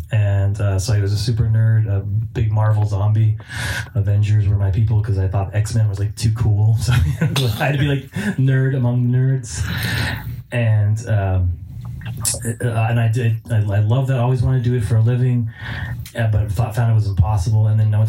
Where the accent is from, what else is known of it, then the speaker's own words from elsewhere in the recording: Los Angeles, California, United States; moved away as an adult; also born or lived in New York; now in Washington DC, United States; I grew up a super nerd. I grew up in Los Angeles. Single mother who worked for the movie studios.